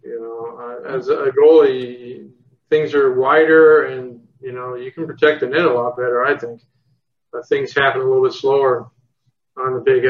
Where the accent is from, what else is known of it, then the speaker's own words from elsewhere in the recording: Canada; moved away as an adult; now in United States; growing up in Canada, you know, watching the Olympics growing up, it was, a huge thing.